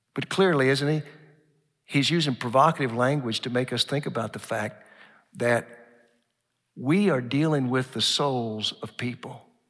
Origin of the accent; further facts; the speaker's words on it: Oklahoma, United States; now in Dallas, United States; growing up in Oklahoma